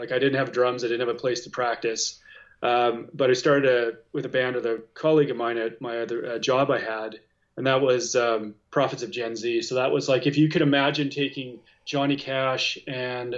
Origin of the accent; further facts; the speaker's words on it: Regina, Saskatchewan, Canada; I grew up in Regina in Saskatchewan